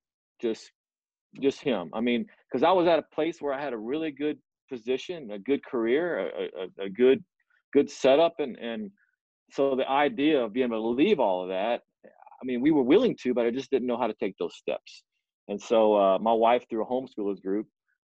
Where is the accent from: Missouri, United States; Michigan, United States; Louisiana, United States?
Louisiana, United States; Hammond; I'm from Hammond, Louisiana